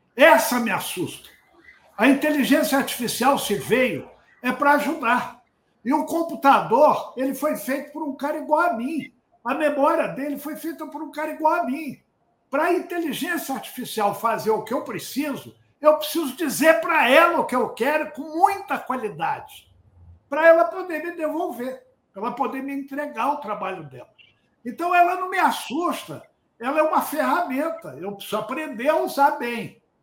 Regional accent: Rio de Janeiro, Brazil; sou carioca né? e, e, e criei no, em Santa Teresa

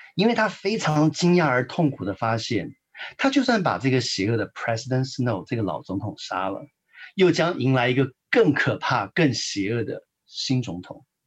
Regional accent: Taiwan; moved away as an adult; now in United States; 我们都是从台湾来的，我们的嗯。背景很相似。那我自己在很传统的教会长大

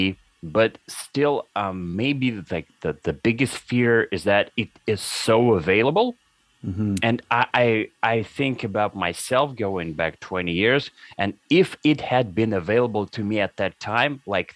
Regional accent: Russia; now in Canada; back when I was in those 1990s, I was growing up in Russia

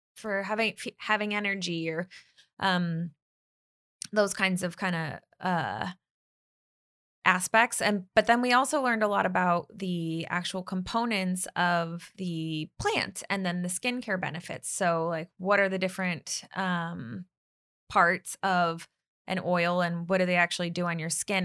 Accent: Bay Area, California, United States; now in Los Angeles, United States; I grew up in the Bay Area

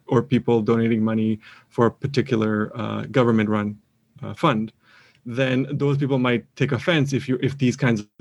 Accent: Canada; I'm a Canadian

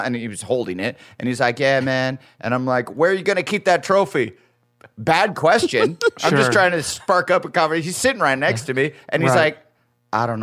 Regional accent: Iowa, United States; moved away; I grew up in the Midwest

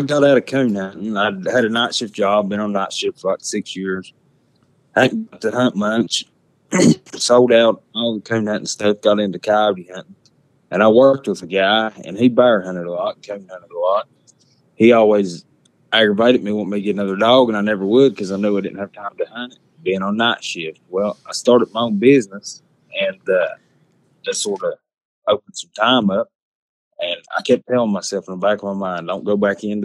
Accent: Lebanon, Virginia, United States; I'm from Lebanon, Virginia

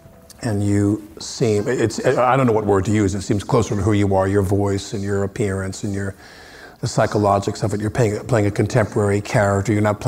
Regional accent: Long Island, New York, United States; I'm from Long Island.

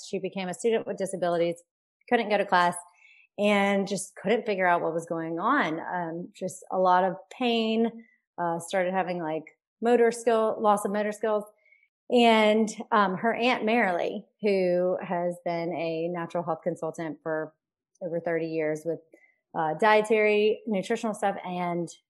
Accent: Baton Rouge, Louisiana, United States; moved away as an adult; also born or lived in Austin, Texas; I'm from Baton Rouge, Louisiana, but I went to the University

